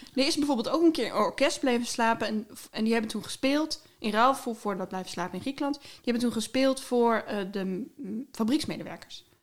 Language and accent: Dutch; Groningen, Netherlands; ik kwam uit Groningen